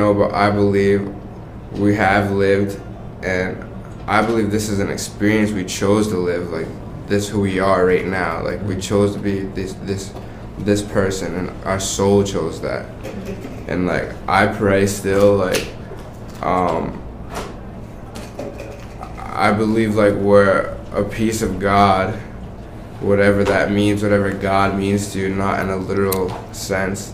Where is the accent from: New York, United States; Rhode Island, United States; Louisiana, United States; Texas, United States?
Rhode Island, United States; Providence; I'm from Rhode Island, born and raised. I'm from Providence